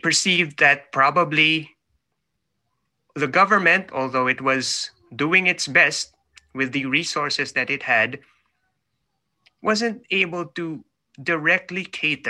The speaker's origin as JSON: {"language": "English", "town": "Manila", "region": "Metro Manila", "country": "Philippines", "tie": "born or raised there", "moved": "as an adult", "lives_now": "New Zealand", "said": "I was born in the Philippines. I was born in Manila. I'm in New Zealand now, living, working here with my family, but I was born in Manila, so up to a few years ago, I just moved here"}